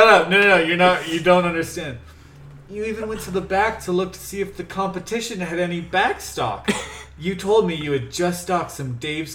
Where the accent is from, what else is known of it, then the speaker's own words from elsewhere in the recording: Asheville, North Carolina, United States; I was born in Asheville and grew up here